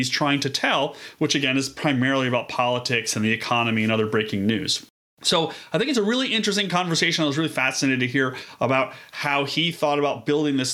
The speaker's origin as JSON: {"language": "English", "town": "Buffalo", "region": "New York", "country": "United States", "said": "I'm from Buffalo."}